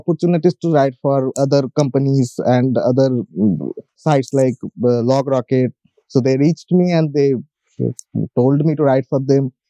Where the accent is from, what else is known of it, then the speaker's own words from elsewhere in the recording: India; also born or lived in West Bengal, India; I am from India. I live in a state called West Bengal